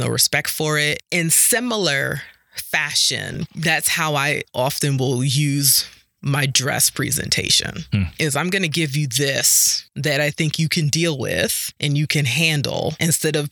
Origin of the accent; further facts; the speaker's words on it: New York City, New York, United States; moved away; growing up in Harlem and in New York